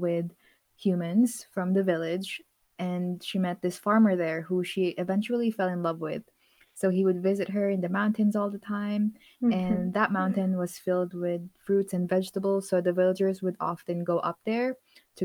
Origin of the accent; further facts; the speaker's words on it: Calabarzon, Philippines; where I grew up, which is Cavite